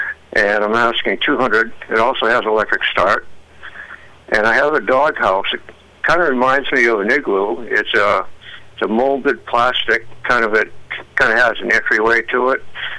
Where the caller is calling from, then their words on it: Rumford, Maine, United States; I'm calling from Rumford